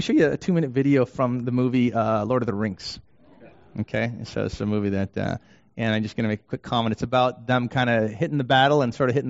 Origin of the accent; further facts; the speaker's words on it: Canada; also born or lived in Vancouver; now in Detroit, United States; I'm Canadian